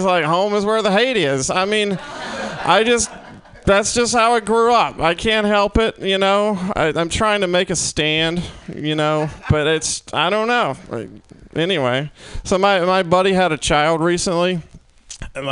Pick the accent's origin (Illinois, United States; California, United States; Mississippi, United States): Mississippi, United States; now in San Francisco, United States; I'm from Mississippi originally